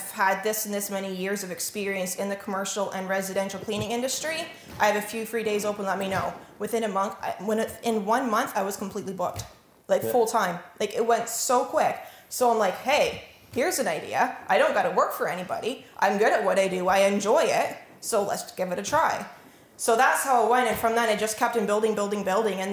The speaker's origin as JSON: {"language": "English", "town": "Norwich", "region": "Ontario", "country": "Canada", "tie": "born or raised there", "also_born_or_lived": "Otterville, Ontario", "said": "I grew up in Norwich all of my life"}